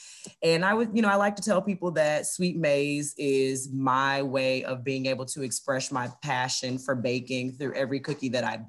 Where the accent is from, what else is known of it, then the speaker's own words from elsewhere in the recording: the South, United States; now in Cincinnati, United States; I'm from the South, so everybody eats mac and cheese. That's what we grew up on.